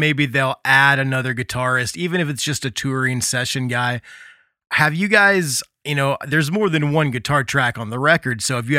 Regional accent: Muncie, Indiana, United States; Growing up in Muncie, Indiana, which I'm only maybe 7.5-8 hours away from you

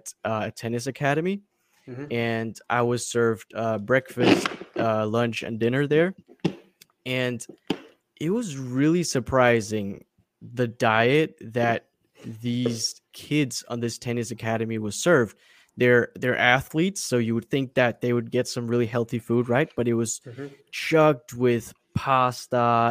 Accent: Denmark; also born or lived in Florida; I was born and raised in Denmark, Europe, a very socialistic country

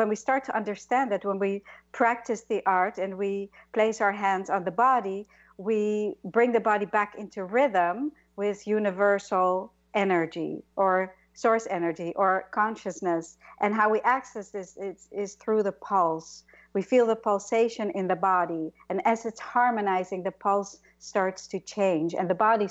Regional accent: Netherlands; moved away as an adult; also born or lived in New York; I came from Holland when I was 18 to be a dancer in New York

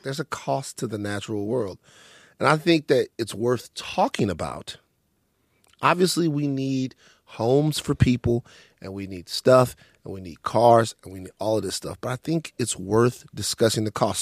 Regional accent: Maringouin, Louisiana, United States; Growing up in Maringouin, growing up in Louisiana

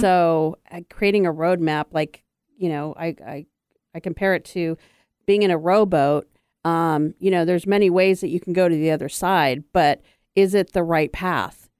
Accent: U.S. Virgin Islands; I grew up on St. Croix, which I was a minority

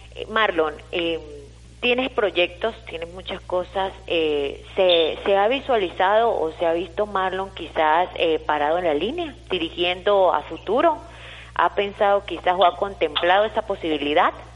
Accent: Táchira, Venezuela; los tachirenses

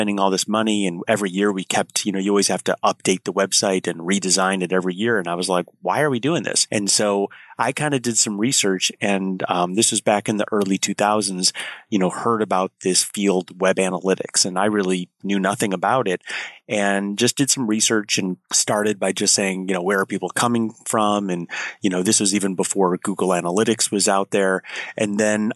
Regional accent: Chicago, Illinois, United States; I'm a Chicagoan

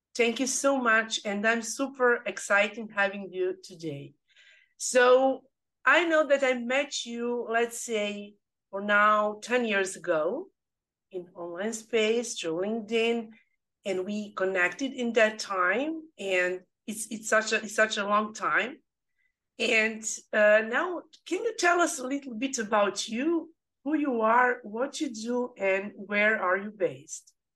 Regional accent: Serbia; English is a second language; now in Australia; I come from Europe, from Serbia. English is my second language

